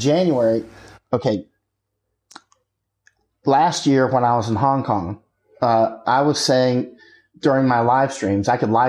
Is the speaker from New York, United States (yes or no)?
no; Florida, United States; born or raised there; moved away as an adult; also born or lived in Poland / Thailand